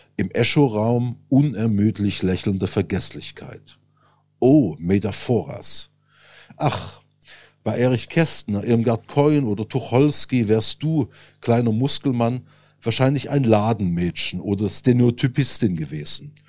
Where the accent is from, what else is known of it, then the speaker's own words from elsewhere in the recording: Saxony, Germany; moved away as an adult; also born or lived in Lake Constance / Paris; now in Berlin, Germany; geboren 1970 in Sachsen